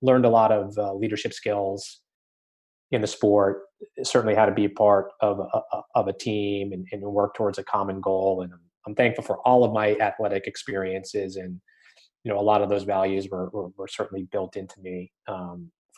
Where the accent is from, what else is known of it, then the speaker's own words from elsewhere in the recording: Massachusetts, United States; I grew up in Massachusetts